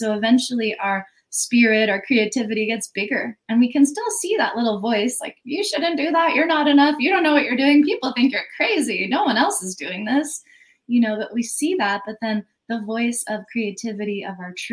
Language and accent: English; United States; I grew up in America, you know, it's very capitalist conditioning